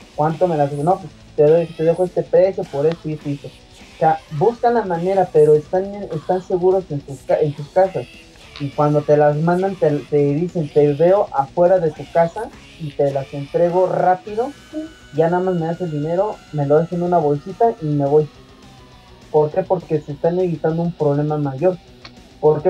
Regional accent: Mexico; nosotros que somos mexicanos

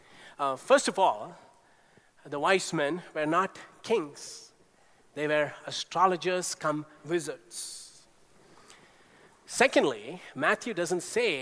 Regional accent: India; growing up in India, astrology was everywhere. We had a family astrologer who came every year to our home

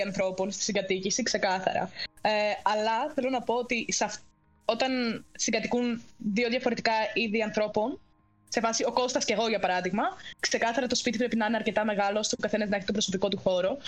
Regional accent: Ioannina, Epirus, Greece; moved away as an adult; now in Cyprus; Είμαι από Γιάννενα και μένω Κύπρο.

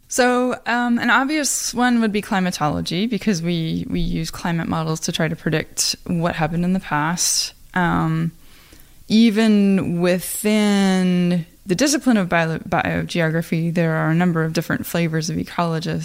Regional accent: Iowa, United States; I am from Iowa you know I have family that farm

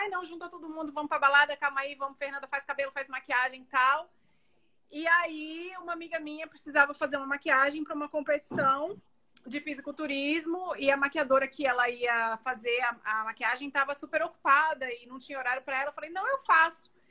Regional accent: Salvador, Bahia, Brazil; now in United States; Eu sou baiana de Salvador, Bahia. Moro nos Estados Unidos há 17 anos.

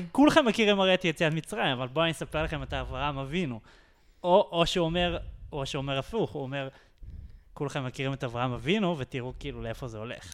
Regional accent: Jerusalem, Jerusalem District, Israel; כל החיים שלי פה, באמת, גדלתי פה, נולדתי פה, גדלתי פה

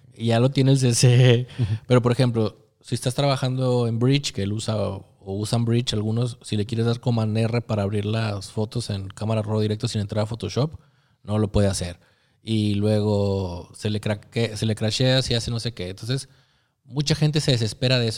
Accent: Torreón, Coahuila, Mexico; Soy de Torreón

